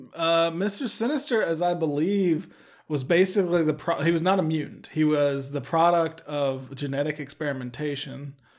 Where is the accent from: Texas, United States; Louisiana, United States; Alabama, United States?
Texas, United States; we're from the great state of Texas